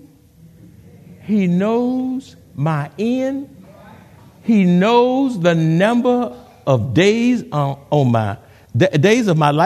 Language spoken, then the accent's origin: English; Houston, Texas, United States; now in San Antonio, United States; I'm not from San Antonio. I'm in Houston